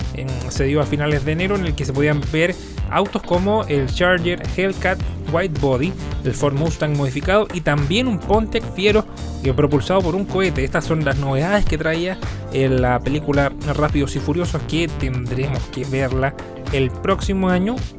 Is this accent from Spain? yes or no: no; Chile